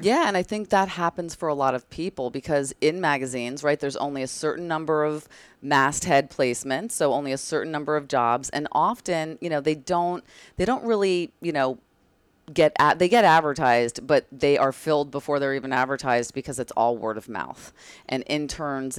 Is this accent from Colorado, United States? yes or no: no; Bridgewater, New Jersey, United States; moved away as an adult; also born or lived in North Carolina; now in New York, United States; I grew up in that exotic place called New Jersey, across the Hudson, um, in a town called Bridgewater, and I spent basically my whole life there until I moved to New York after college